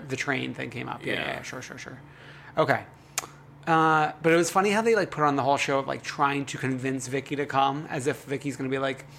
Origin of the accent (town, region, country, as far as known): New York City, New York, United States; born or raised there